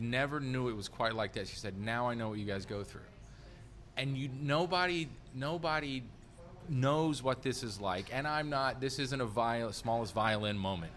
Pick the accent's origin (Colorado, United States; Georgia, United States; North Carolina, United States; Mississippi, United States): North Carolina, United States; now in Washington, D.C., United States; from my home state of North Carolina. Go Mountaineers, App State.